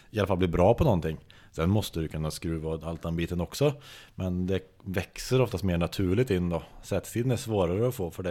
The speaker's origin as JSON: {"language": "Swedish", "town": "Tidaholm", "region": "Västra Götaland", "country": "Sweden", "tie": "born or raised there", "said": "är uppväxt i Tidaholm"}